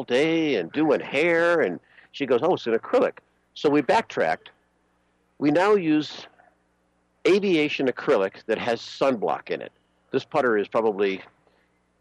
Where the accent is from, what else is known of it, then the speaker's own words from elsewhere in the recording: Buffalo, New York, United States; now in Long Beach, United States; I grew up in Buffalo